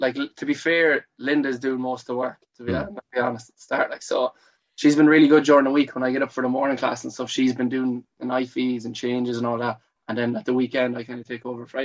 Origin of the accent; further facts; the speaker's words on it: Athlone, Leinster, Ireland; also born or lived in Monkstown / Cardiff / Australia; I'm originally from Athlone. Here, born in this house, well, not in the house, but lived in this house all my life.